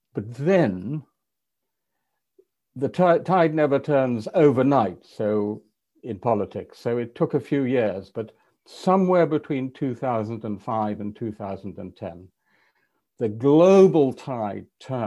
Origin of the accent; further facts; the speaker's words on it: England, United Kingdom; an English European liberal